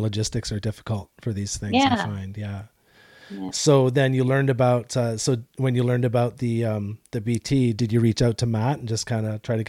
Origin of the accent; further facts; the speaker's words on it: Deep River, Ontario, Canada; moved away; I'm from Ontario originally, Deep River up north, and I consider it pretty flat.